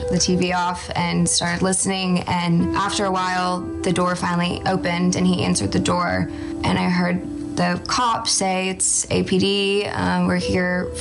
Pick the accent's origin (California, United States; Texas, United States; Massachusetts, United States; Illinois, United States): Texas, United States; Austin; I am from Austin, Texas